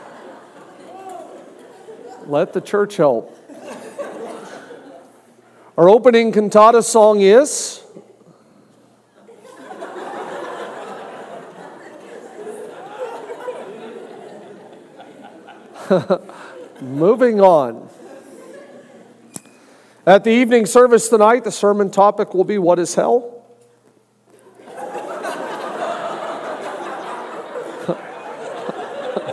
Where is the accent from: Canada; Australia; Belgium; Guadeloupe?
Canada; moved away; also born or lived in Ohio; I'm born and raised in Canada